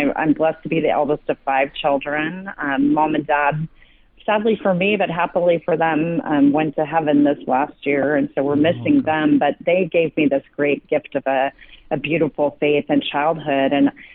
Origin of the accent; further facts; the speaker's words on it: Westminster, California, United States; also born or lived in Indiana; I grew up in a little town called Westminster, which is now kind of known here as Little Saigon